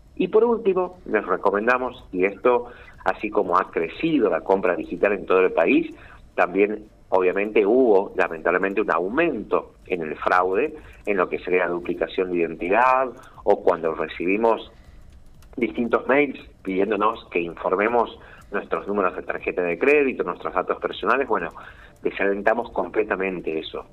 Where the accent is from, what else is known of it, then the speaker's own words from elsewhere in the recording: San Miguel de Tucumán, Tucumán, Argentina; Soy de Tucumán y trabajo coordinando desde aquí todo el país